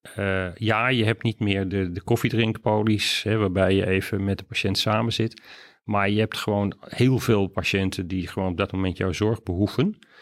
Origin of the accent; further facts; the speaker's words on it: Amsterdam, North Holland, Netherlands; Amsterdam. Geboren getogen opgeleid